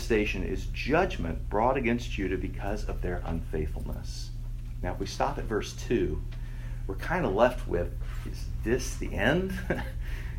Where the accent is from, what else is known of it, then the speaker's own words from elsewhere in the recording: Texas, United States; I grew up in Texas and had many, many, many tornado drills in school.